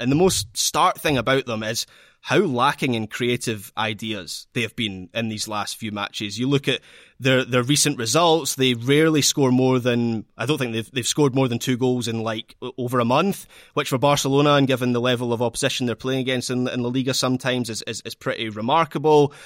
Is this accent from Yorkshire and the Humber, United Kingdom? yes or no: no; Scotland, United Kingdom; as a Scot